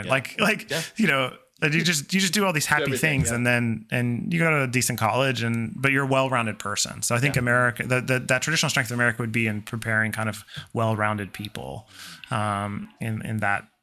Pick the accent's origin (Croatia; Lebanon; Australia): Croatia; that is not really that questionable for um, the experience of growing up in Croatia because there's no coddling kind